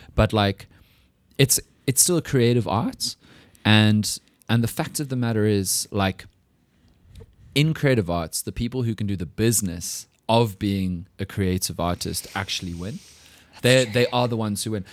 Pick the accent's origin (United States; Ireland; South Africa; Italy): South Africa; we as English speaking South Africans